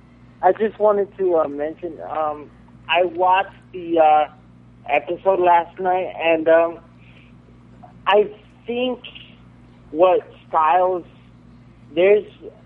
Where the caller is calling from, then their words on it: Florida, United States; I'm from Florida.